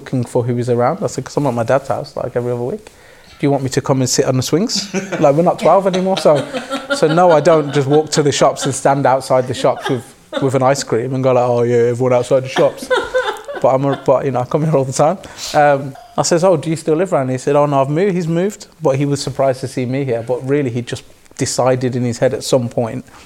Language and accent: English; Birmingham, West Midlands, United Kingdom; I was raised in Neechels by a mother and a father